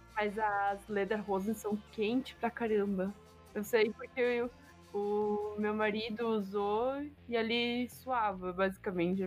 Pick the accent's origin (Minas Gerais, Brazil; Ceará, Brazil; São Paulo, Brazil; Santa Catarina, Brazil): Santa Catarina, Brazil; near Blumenau; moved away as an adult; now in Baden-Württemberg, Germany; Eu morava do lado de Blumenau. Vivia a minha vida inteira, tipo, 17 anos da minha vida eu estava morando do lado de Blumenau